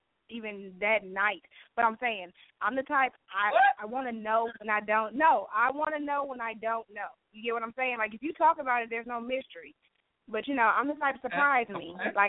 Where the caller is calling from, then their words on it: Milwaukee, Wisconsin, United States; calling from Milwaukee.